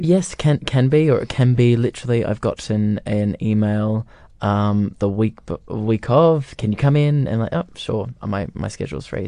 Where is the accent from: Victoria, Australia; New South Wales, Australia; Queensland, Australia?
Queensland, Australia; Gold Coast; moved away; on the Gold Coast in my hometown.